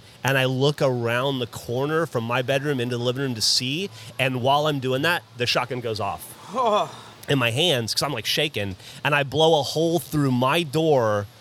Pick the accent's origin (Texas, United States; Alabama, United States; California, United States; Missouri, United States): Alabama, United States; I grew up in Alabama mostly